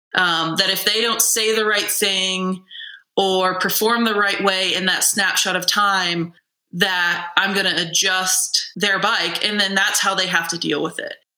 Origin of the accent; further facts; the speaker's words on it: Midwest, United States; I'm a Midwesterner